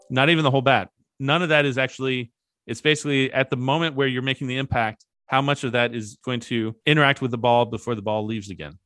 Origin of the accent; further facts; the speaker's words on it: Kentucky, United States; I grew up in Kentucky